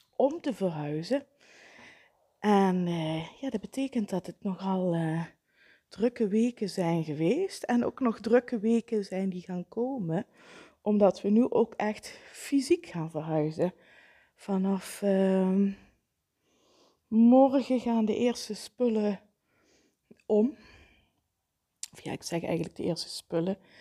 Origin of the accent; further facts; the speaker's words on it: Vijlen, Limburg, Netherlands; now in Kerkrade, Netherlands; in mijn oude thuis, het is het huis waar ik ben opgegroeid